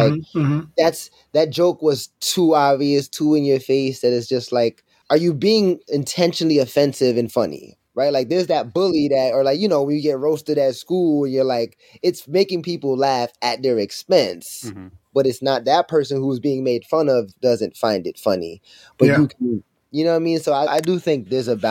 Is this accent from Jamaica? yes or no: yes; Jamaica; I'm also Jamaican